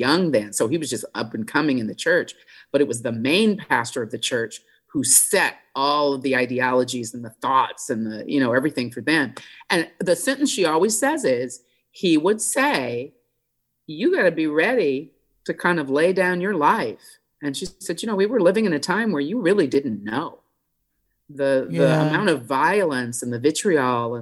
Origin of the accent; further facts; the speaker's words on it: Indiana, United States; I'm from Indiana